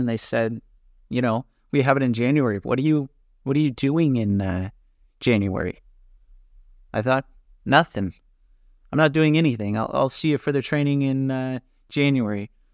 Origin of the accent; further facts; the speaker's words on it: California, United States; moved away as an adult; also born or lived in Dallas, Texas; now in Greece; I'm originally from California